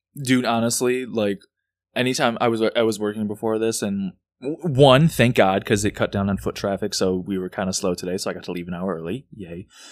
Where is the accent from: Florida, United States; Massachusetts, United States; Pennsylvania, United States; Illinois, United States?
Illinois, United States; Chicago; growing up, growing up in Rogers Park, I'd be at fucking El Famous Burrito at three A M